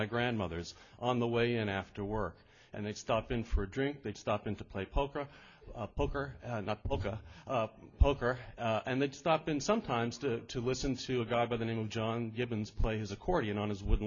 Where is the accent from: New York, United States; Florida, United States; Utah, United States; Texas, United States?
New York, United States; New York City; I grew up in Brooklyn, New York